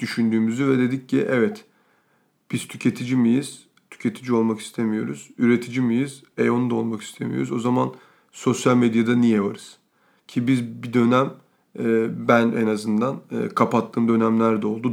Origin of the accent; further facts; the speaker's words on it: Ankara, Turkey; moved away; Ben Ankara'da büyüdüm